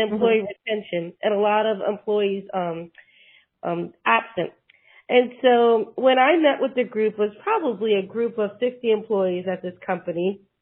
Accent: Puerto Rico; also born or lived in New York; now in Tennessee, United States; I was born in New York, raised in Puerto Rico.

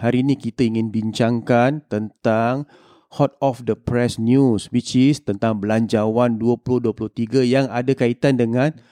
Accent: Singapore; kita sebagai rakyat Singapura

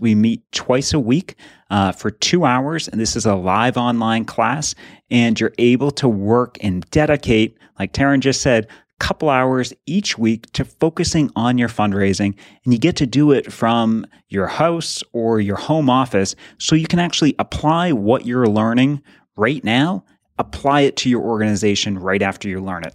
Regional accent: New England, United States; we grew up in New England

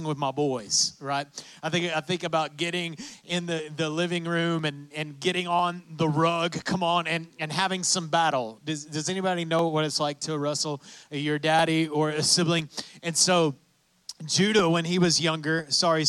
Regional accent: West Texas, United States; I'm from West Texas

